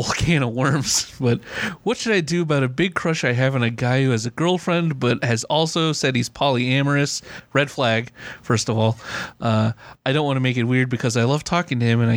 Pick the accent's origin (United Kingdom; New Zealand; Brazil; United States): United States; Compton, California; accent: flat American with a hint of Southern California; I have like the flattest American accent with like a hinge of Southern California because I say like so much and say cool. I grew up in Compton